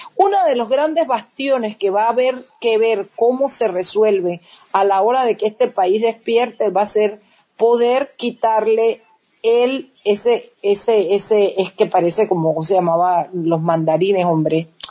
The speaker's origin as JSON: {"language": "Spanish", "country": "Panama", "said": "somos los panameños"}